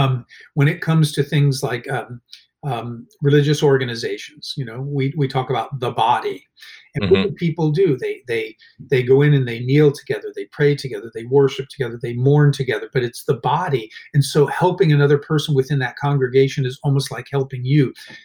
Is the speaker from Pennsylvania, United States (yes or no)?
no; Honolulu, Hawaii, United States; born there; interesting fact, I was born in Honolulu, Hawaii, because he was stationed in Hawaii for part of that time.